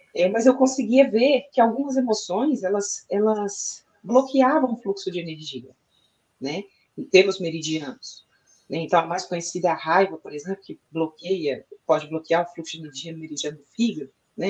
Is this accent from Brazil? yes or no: yes; Brazil; eu nasci aqui no Brasil, fiz a minha formação aqui no Brasil também